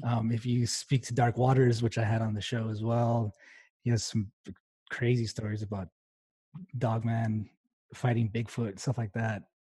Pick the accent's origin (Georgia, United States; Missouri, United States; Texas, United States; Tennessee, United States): Texas, United States; El Paso; I'm originally from El Paso, Texas